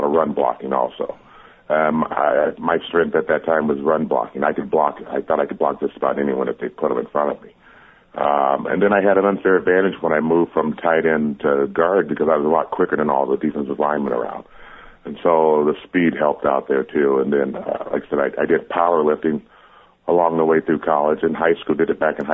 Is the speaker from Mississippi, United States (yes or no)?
no; Arizona, United States; I was born and raised in Arizona